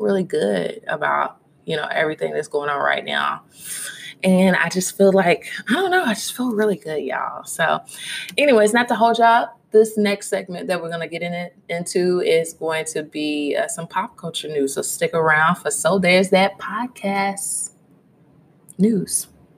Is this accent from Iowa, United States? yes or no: no; Louisville, Kentucky, United States; My hometown, shout out to Louisville. Shout out to all my friends from Louisville that are tuning in right now